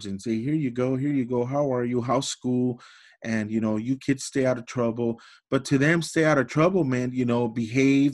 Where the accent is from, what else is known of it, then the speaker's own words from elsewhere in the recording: Los Angeles, California, United States; I grew up in Los Angeles in the projects.